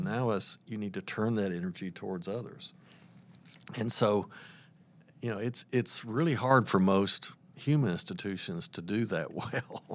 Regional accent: Atlanta, Georgia, United States; moved away; also born or lived in Tennessee; Atlanta's my hometown.

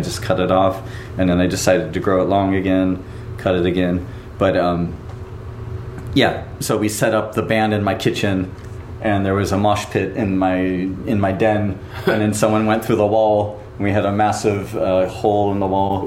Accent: Southern California, United States; also born or lived in Burbank; now in Tokyo, Japan; grew up in in uh, Southern California

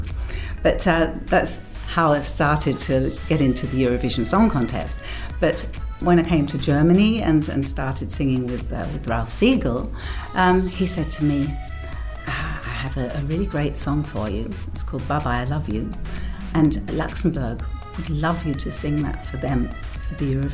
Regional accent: England, United Kingdom; moved away; One is English, obviously, because I grew up in England.

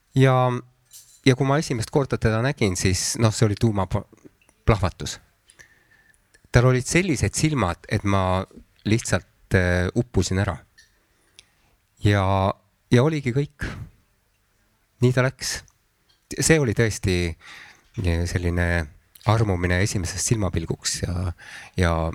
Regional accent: Antsla, Võru County, Estonia; moved away; tegelikult ma sündisin küll Võrus, aga minu lapsepõlv möödus Antslas.

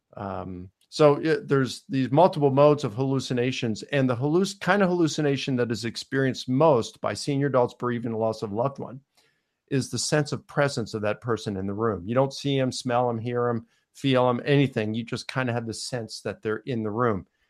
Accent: Baltimore, Maryland, United States; I was born in Baltimore, Maryland

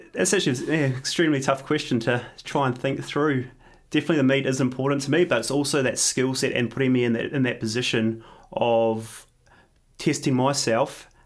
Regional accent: New Zealand; now in Australia; I'm, I'm originally from New Zealand, so I try and get back to New Zealand a, at least a couple times a year

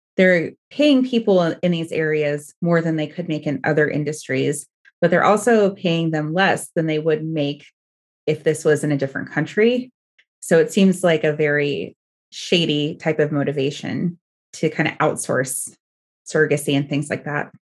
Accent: Oregon, United States; I'm from Oregon

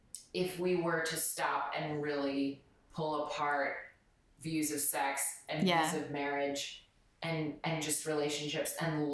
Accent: United States; moved away; where I grew up in the States

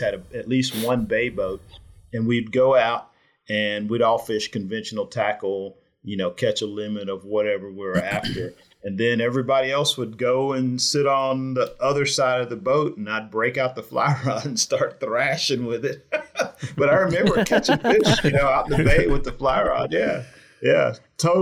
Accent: Houston, Texas, United States; I was born in Houston.

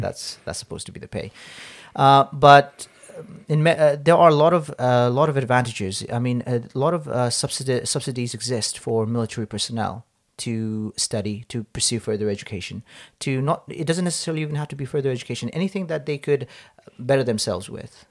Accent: Hong Kong; moved away as an adult; also born or lived in Nepal; I grew up in Hong Kong, uh, with, with my parents predominantly.

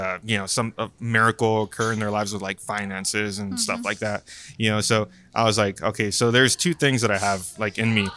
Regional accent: Brownsville, Texas, United States; moved away as an adult; now in San Antonio, United States; back in my hometown in Brownsville

